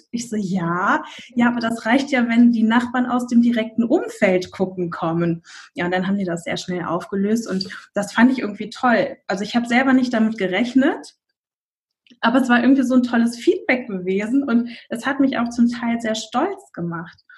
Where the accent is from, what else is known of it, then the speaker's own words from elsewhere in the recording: North Rhine-Westphalia, Germany; ich komme aus der Nähe von Bonn